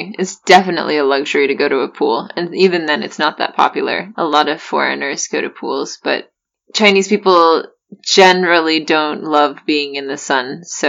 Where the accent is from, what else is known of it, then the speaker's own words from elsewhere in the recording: Cologne, North Rhine-Westphalia, Germany; Weil ich ein Kölner bin, like, is because I'm from Cologne, I'm a Cologner, and people really, really love Cologne.